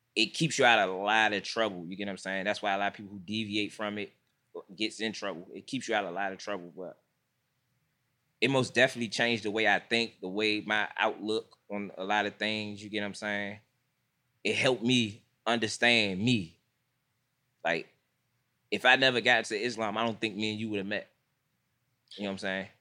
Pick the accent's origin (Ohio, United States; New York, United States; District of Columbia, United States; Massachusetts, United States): District of Columbia, United States; Washington; I'm from Washington, D C. I'm, I'm from Southeast